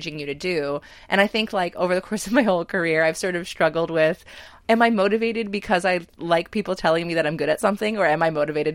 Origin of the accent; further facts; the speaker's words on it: Hazleton, Pennsylvania, United States; I grew up in Northeast Pennsylvania in a town, the city of Hazleton, but specifically in Sugarloaf